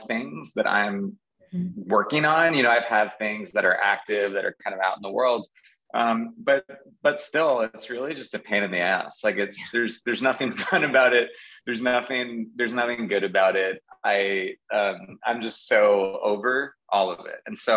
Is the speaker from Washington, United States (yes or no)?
no; Garden City, New York, United States; I grew up on Long Island in Nassau County. Garden City is the name of the town I grew up